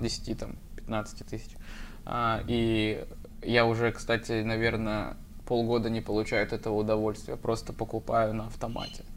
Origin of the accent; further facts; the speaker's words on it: Deputatsky, Sakha Republic, Russia; moved away; Я им на карте показываю депутатский